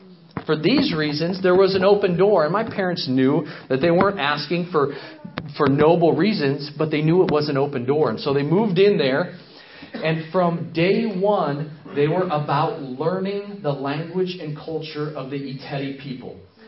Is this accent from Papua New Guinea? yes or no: yes; Papua New Guinea; moved away; also born or lived in Michigan; I was born in Michigan in 1978. And when I was 6 months old, my parents jumped on a plane in Los Angeles, California, along with my older brother and myself, and we flew halfway around the world to the country of Papua New Guinea.